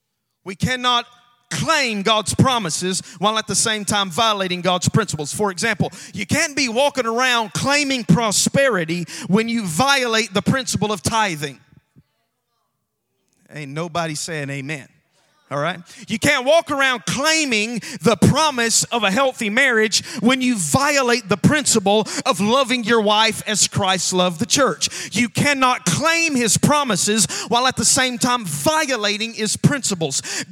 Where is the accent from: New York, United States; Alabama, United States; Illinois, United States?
Alabama, United States; We have to teach you how we preach down in Alabama. I'm from Alabama.